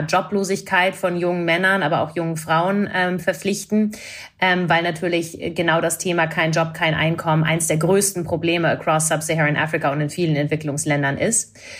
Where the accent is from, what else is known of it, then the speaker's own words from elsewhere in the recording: Canada; ich bin Kanadierin